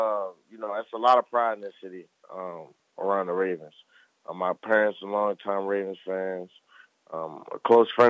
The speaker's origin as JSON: {"language": "English", "town": "Baltimore", "region": "Maryland", "country": "United States", "tie": "born or raised there", "said": "growing up in the Baltimore area"}